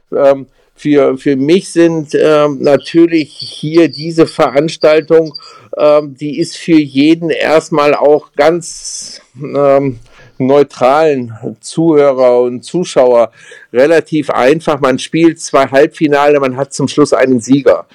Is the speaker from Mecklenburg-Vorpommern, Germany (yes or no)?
no; Mülheim an der Ruhr, North Rhine-Westphalia, Germany; Groß geworden bin ich in Mühlheim an der Ruhr, das ist im ähm, Ruhrgebiet